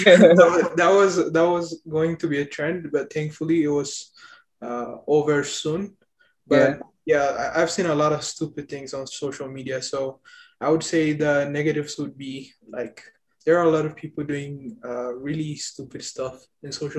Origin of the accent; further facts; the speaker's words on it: Ethiopia; moved away as an adult; now in United States; I've been in the US about 4 years. I'm originally from Ethiopia.